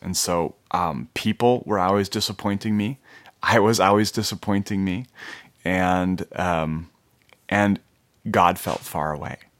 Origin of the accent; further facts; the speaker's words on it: Minnesota, United States; I grew up in Minnesota in a Christian home.